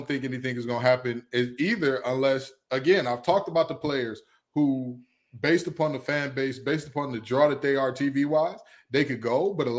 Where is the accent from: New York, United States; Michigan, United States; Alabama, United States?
Michigan, United States; Detroit; I have oceanfront property for you in my hometown of Detroit, Michigan.